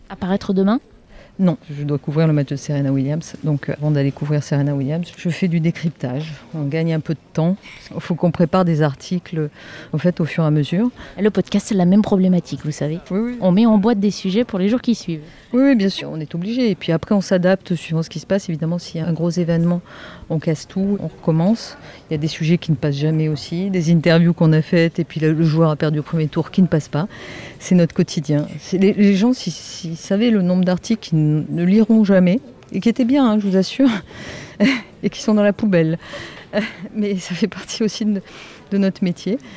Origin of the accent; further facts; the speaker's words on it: France; Alors parfois, on a quand même le soleil dans les ordinateurs, parce qu'on est français, on aime bien râler.